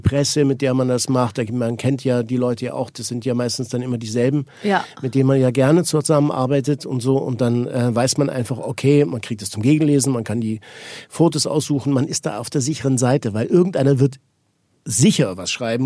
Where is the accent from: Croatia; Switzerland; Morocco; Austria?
Switzerland; ich bin Schweizer.